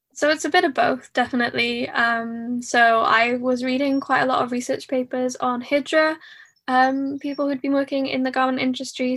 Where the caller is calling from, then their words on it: Cardiff, Wales, United Kingdom; I'm calling in from Cardiff, South Wales, the U K.